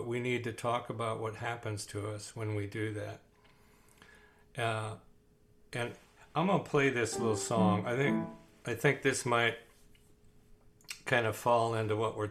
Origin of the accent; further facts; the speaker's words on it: Wisconsin, United States; born there; I'm going to use an expression which is going to give away the fact that I'm old and I was born in Wisconsin, but holy cow.